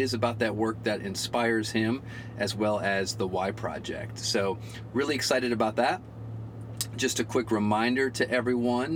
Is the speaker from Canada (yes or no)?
no; Flint, Michigan, United States; I grew up just north of you there in Flint, Michigan.